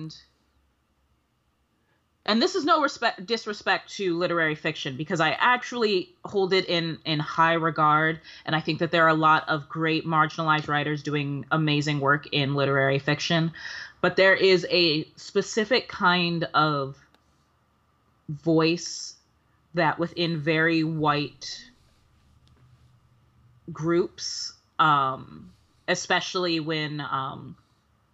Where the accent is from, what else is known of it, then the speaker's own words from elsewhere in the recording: New York City, New York, United States; also born or lived in the Bronx, New York; I grew up mostly in Harlem, but, when my folks split, my dad moved up to Hunts Point, back when I was in, middle school. So like just Harlem and the Bronx